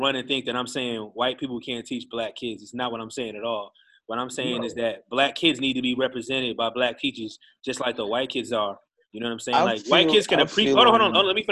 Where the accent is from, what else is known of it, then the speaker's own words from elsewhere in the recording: Long Island, New York, United States; also born or lived in Queens, New York; I went from Queens to Long Island.